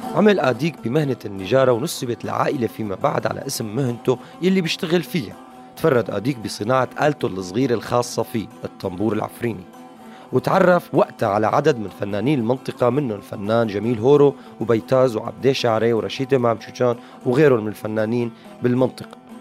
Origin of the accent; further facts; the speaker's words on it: Syria; نحن أه كسوريين